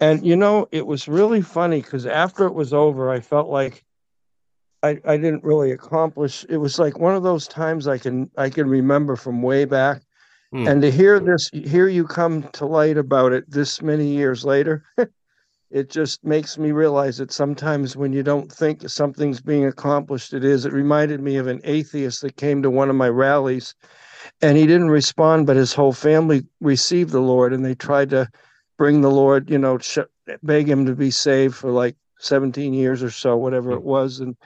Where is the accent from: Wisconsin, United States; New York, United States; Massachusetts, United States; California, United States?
Massachusetts, United States; I was brought up in Massachusetts